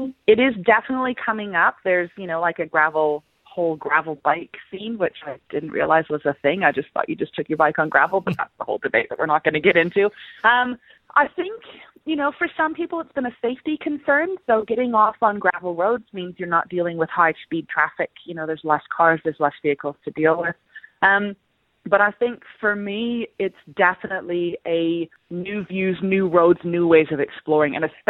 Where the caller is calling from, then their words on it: Macedon Ranges, Victoria, Australia; I'm calling in from the Macedon Ranges, which is where I call home.